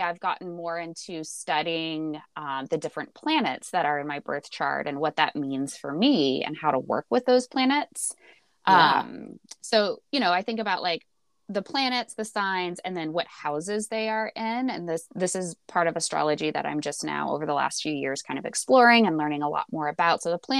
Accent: Texas, United States; moved away as an adult; now in Portland, United States; moving to Portland, because I'm originally from Texas, and so I had just moved to the Pacific Northwest

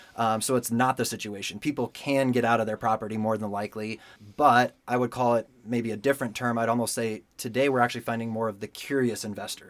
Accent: Denver, Colorado, United States; also born or lived in California; I was born and raised in Denver, so Colorado native

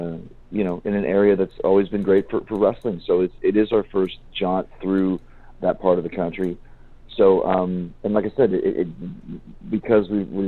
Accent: Saskatoon, Saskatchewan, Canada; I grew up in Saskatoon and had 1,000 matches there or anything

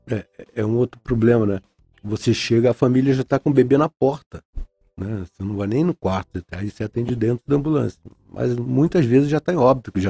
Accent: Rio de Janeiro, Brazil; Eu vim do Rio de Janeiro, trabalhava no Salgado Filho, Souza Guiar.

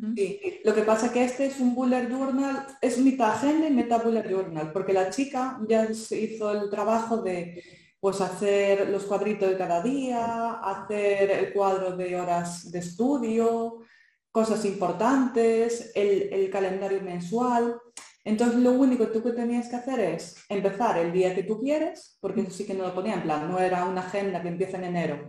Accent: Galicia, Spain; accent: Galician; also born or lived in Santiago de Compostela, Spain; yo soy gallega, por si no se me notó el acento

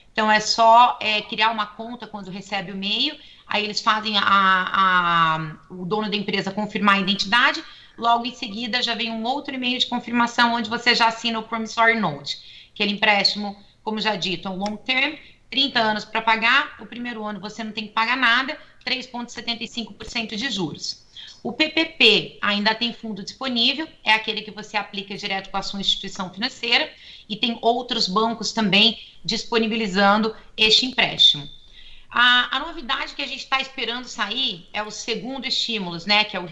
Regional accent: Brazil; now in United States

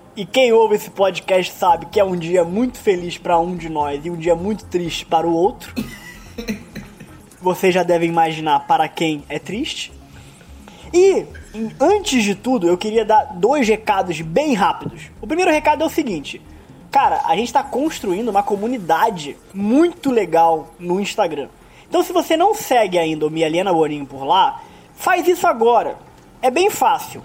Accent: Rio de Janeiro, Brazil

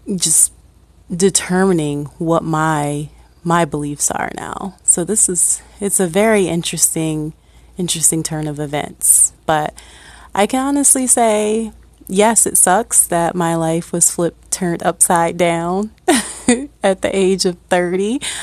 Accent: Akron, Ohio, United States; born and raised in Ohio, uh, actually from Akron

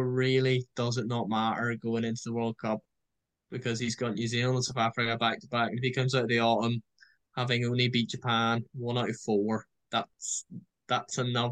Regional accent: Ireland; as an Irishman

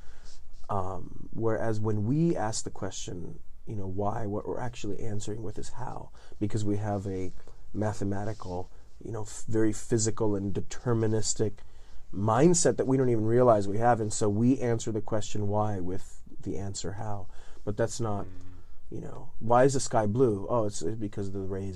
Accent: Southern Italy, Italy; English is a second language; now in United States; I'm living in the south of Italy in a little town on top of a hill in the 80s

